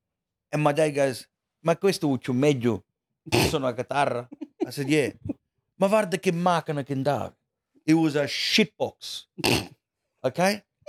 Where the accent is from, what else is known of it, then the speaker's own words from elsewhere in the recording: Australia; it's a special thing to do a show in New York because of, you know, especially as an Australian